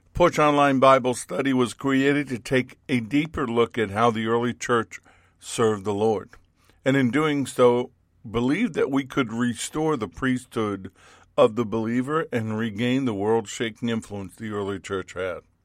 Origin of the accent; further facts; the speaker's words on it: Central Florida, United States; here in Central Florida, in my hometown